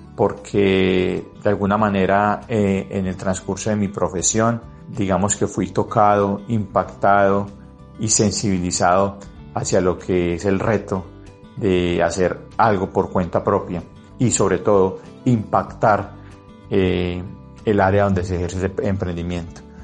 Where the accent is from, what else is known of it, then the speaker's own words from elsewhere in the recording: Cañasgordas, Antioquia, Colombia; also born or lived in Medellín; el occidente de Antioquia significa nuestra casa, nuestra cuna, pues allí nacimos